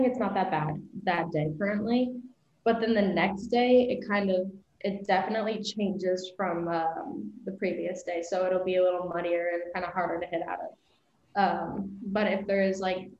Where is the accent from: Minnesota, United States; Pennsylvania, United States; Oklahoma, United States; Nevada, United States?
Nevada, United States; Las Vegas; moved away as an adult; now in Iowa, United States; I'm from Vegas